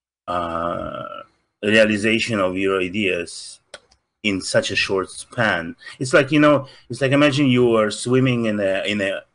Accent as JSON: {"language": "English", "country": "Russia", "accent": "Russian", "second_language": "English", "moved": "yes", "lives_now": "Los Angeles, United States", "said": "Russian. I'm from Soviet Union."}